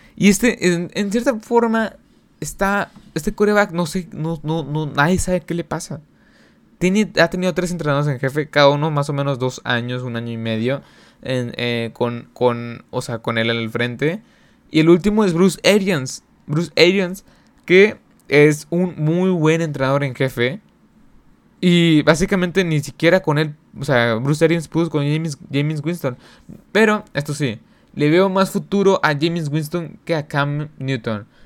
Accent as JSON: {"language": "Spanish", "country": "Mexico", "said": "aquí en mi país en México"}